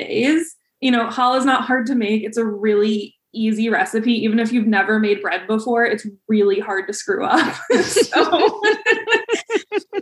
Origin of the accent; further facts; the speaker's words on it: Chicago suburbs, Illinois, United States; growing up in the Chicago suburbs, the vast majority, except for like one or two of my friends, were of Ashkenazi descent